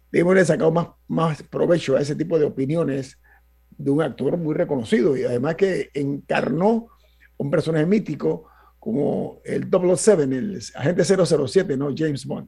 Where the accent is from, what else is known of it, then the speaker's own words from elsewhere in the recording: Panama; yo soy de Panamá